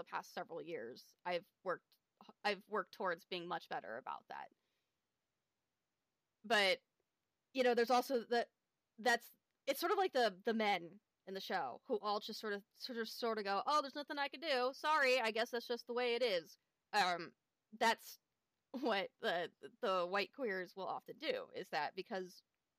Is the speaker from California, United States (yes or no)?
yes; California, United States; also born or lived in Bay Area, California; I'm from California